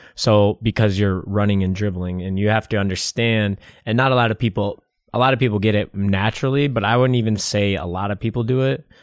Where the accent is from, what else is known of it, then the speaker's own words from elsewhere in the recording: Michigan, United States; I'm from Michigan